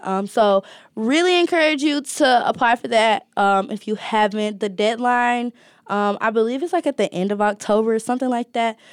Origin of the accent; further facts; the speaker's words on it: Alabama, United States; moved away as an adult; now in Ohio, United States; I'm from Alabama